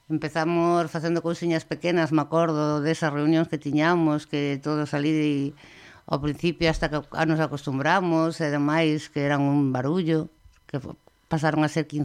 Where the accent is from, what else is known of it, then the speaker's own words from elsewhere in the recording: O Porriño, Galicia, Spain; moved away as an adult; now in Vigo, Spain; Eu creíme en Pontellas, un lugar que se chama Pontellas, e aí dentro hai outro lugar pequeniño que lle chamaban a Belenda